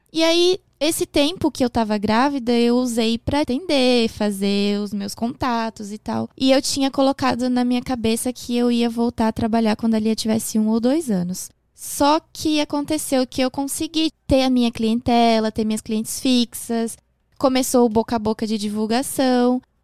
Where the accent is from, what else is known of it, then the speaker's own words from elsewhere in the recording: Porto Alegre, Rio Grande do Sul, Brazil; moved away; also born or lived in Japan; eu sou de Porto Alegre.